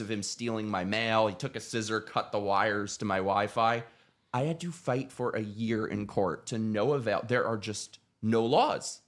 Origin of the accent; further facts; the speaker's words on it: New York City, New York, United States; moved away as an adult; now in Florida, United States; I was born in New York City, lived there my whole life